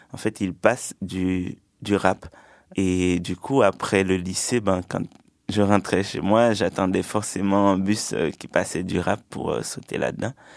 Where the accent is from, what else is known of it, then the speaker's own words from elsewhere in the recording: Sud-Est, Haiti; also born or lived in Port-au-Prince, Haiti; J'ai grandi en Haïti, dans une petite campagne euh, dans le sud-est du pays.